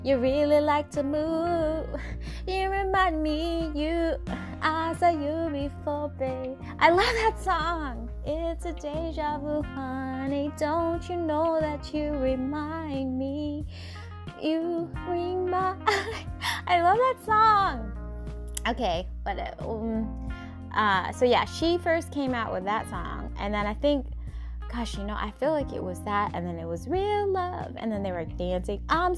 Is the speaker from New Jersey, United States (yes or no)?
no; Seattle, Washington, United States; when I was growing up in Washington in Seattle, like, whenever people were going through heartbreaks, you could feel it, you know?